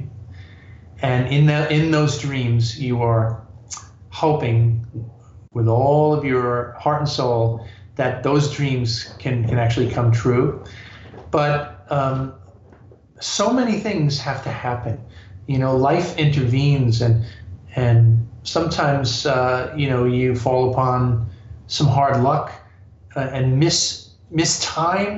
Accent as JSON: {"language": "English", "region": "New York", "country": "United States", "said": "I'm a New Yorker"}